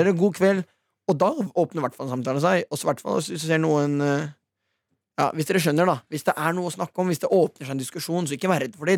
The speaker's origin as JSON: {"language": "Norwegian", "country": "Norway", "said": "Vi er nordmenn"}